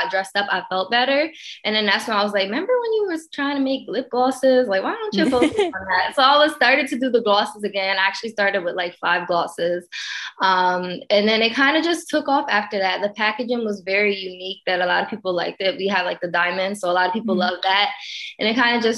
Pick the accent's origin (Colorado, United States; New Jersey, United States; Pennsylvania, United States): Pennsylvania, United States; moved away as an adult; now in Los Angeles, United States; I'm originally from Pennsylvania.